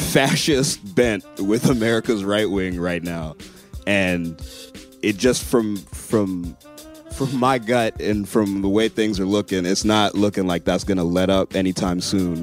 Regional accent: Liberia; now in United States; I'm from Liberia, and I grew up in Africa most of my childhood.

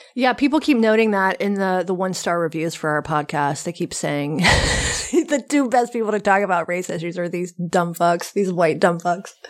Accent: the South, United States; I grew up in the South in the eighties and nineties

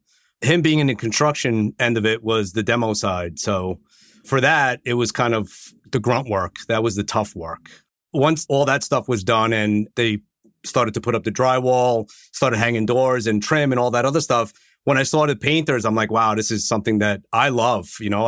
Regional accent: Long Island, New York, United States; I'm from Long Island.

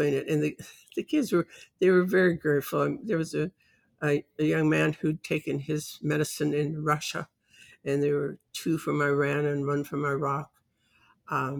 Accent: Canada; I'm Canadian.

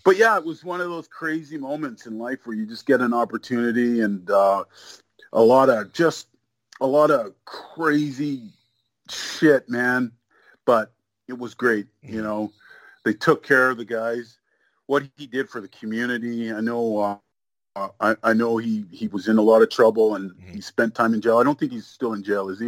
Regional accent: Canada; also born or lived in Nigeria; I was born in Nigeria, so mm-hmm. I came to Canada when I was, you know, a year old.

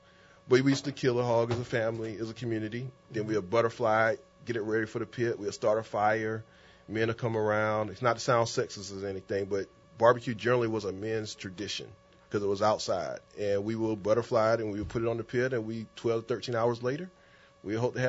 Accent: the South, United States; So, first of all, I'm from the South, and I'm a little biased because I'm from the South

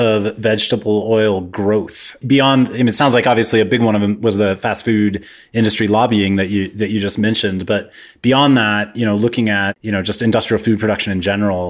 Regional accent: Kansas, United States; I grew up in Kansas

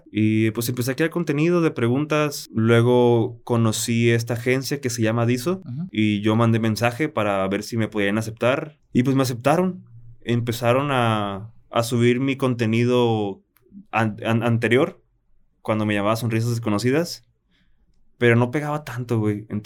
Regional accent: Guadalajara, Jalisco, Mexico; born there; also born or lived in Tijuana; No, yo nací en Guadalajara.

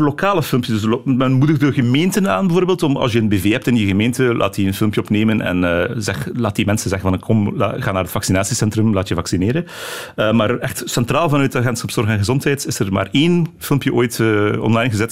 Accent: Flanders, Belgium; bij ons in Vlaanderen

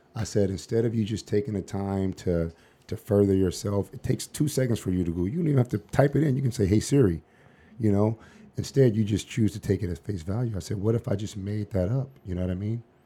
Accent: Los Angeles, California, United States; moved away as an adult; also born or lived in Seattle, Washington; now in Phoenix, United States; growing up in South Central L

